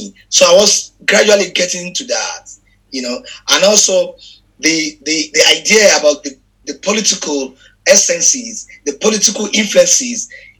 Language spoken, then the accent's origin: English; Lagos, Nigeria; English is a second language; I am based in Lagos. I was born in Lagos in Ejigbo. Mm-hmm. I grew up there. I have all my life. I spent all my life there. My parents are actually from Ejigbo.